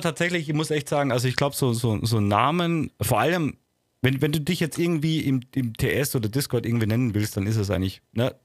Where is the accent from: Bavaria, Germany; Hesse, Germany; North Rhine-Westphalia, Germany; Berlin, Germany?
Bavaria, Germany; ich bin Bayer.